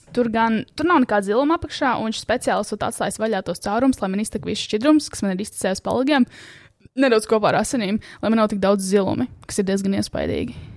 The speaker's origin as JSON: {"language": "Latvian", "town": "Sigulda", "region": "Sigulda Municipality", "country": "Latvia", "tie": "born or raised there", "said": "manā dzimtajā zemē, Siguldā. Šis ir maģiskais ķēzers, skats, kur mēs pavadījām diezgan daudz laika bērnībā."}